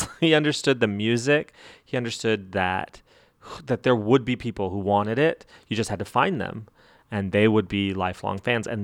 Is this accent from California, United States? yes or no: no; Las Cruces, New Mexico, United States; moved away; I came from Las Cruces, New Mexico